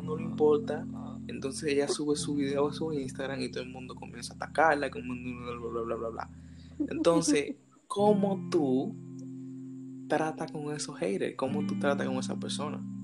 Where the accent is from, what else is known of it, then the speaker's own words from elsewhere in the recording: Dominican Republic; nosotros deberíamos hacer como dominicanos